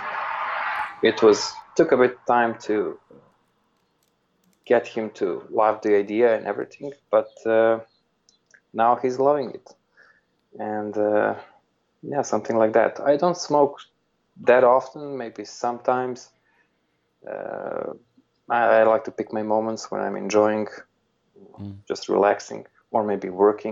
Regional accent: Serbia; also born or lived in Belgrade; I grew up in Serbia

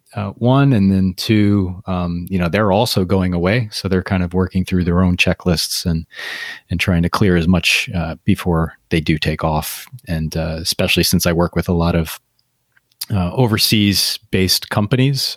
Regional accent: United States; me as an American

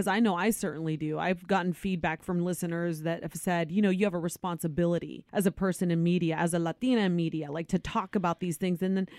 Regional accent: Ohio, United States; Born and raised in Ohio.

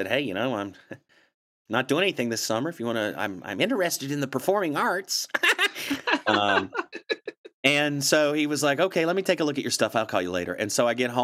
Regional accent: Blacksburg, Virginia, United States; moved away as an adult; also born or lived in Monmouth, Maine; I grew up in Blacksburg, and I went to Virginia Tech in Blacksburg, so I was a townie

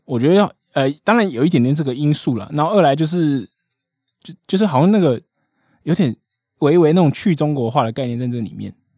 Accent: Taiwan; 我们台湾都吃什么啦，我来跟你介绍一下我们的年菜

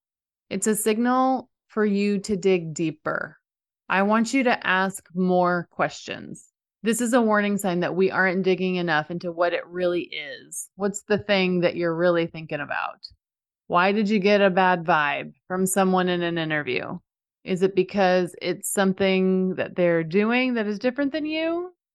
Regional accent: Dallas, Texas, United States; So for example, I grew up in the Dallas area where most people really like the Dallas Cowboys.

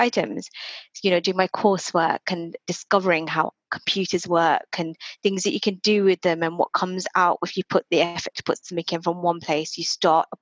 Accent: United Kingdom; also born or lived in Reading; I'm Indian, Hindu, Gujarati, obviously born here. And, you know, I've just had a very normal Indian life, Indian British life

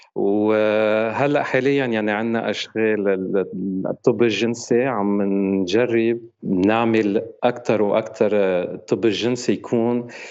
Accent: Lebanon; now in France; انا آه، لبناني فرنسي وعايش بفرنسا

